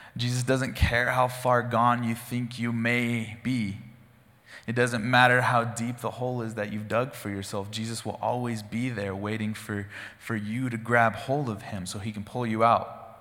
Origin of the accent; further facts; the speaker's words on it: Gooding, Idaho, United States; I grew up in Gooding, Idaho, out in the country.